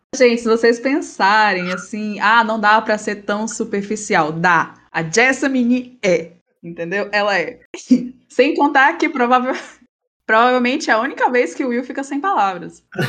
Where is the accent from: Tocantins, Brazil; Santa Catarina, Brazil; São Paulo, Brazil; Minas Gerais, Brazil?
Tocantins, Brazil; eu sou do Tocantins, tá? Interior Tocantins.